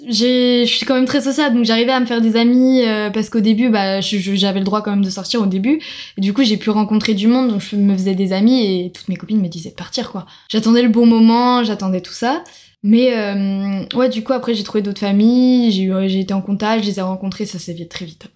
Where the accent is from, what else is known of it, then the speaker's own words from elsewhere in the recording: France; moved away as an adult; now in Sydney, Australia; on est français